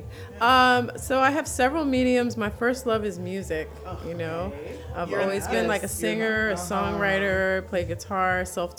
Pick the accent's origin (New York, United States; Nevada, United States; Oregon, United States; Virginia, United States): New York, United States; moved away as an adult; now in New Orleans, United States; And I hail from New York.